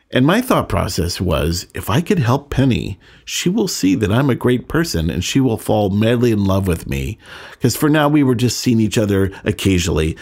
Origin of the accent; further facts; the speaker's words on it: San Francisco, California, United States; moved away as an adult; also born or lived in Sonoma County, California / San Diego, California; I was born in San Francisco and lived in Northern California